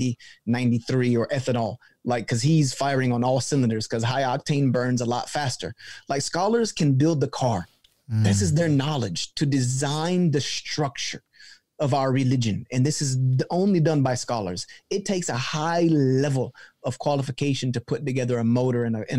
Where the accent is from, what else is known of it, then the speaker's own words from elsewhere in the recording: the South, United States; I'm from the South. And so I equate things with kind of like my upbringing. And I grew up in the church community in the South